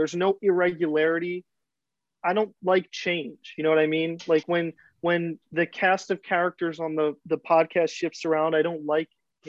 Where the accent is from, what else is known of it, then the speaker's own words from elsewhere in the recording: United States; I'm American.